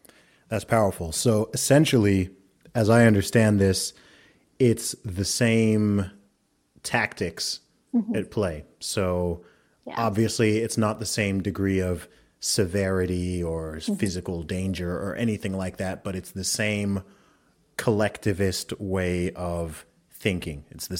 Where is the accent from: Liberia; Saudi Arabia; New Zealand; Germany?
Saudi Arabia; also born or lived in England; I grew up primarily in the Middle East. I grew up in Saudi Arabia, but I was born in England, went to an American school in Saudi Arabia for a while. Then I went back to school in England.